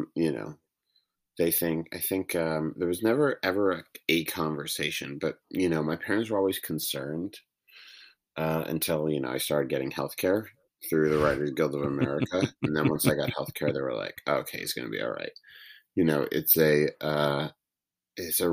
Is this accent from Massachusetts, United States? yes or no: yes; Boston, Massachusetts, United States; I'm a Bostonian and a Jew